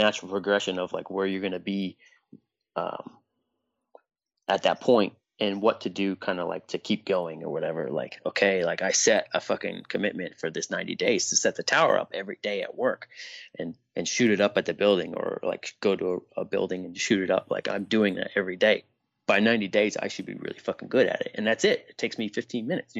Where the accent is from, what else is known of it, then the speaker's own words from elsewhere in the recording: Harrisburg, Pennsylvania, United States; I'm from Harrisburg